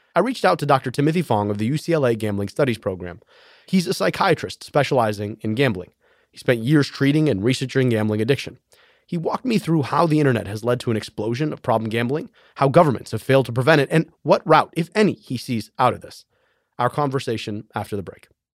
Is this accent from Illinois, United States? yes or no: no; Michigan, United States; my home state of Michigan